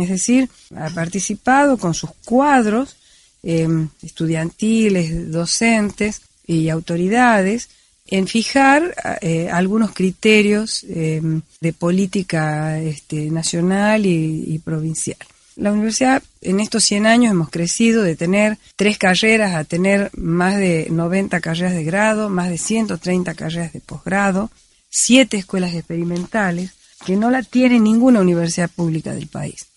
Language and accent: Spanish; Tucumán, Argentina; como tucumanos y desde nuestro corazón de tucumanos